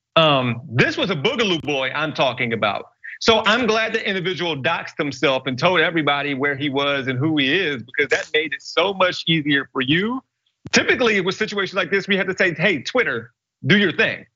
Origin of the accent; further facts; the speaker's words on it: Columbus, Ohio, United States; I was born and raised in Columbus, and no matter where I go and what I do, I try to make it clear to everybody where I'm from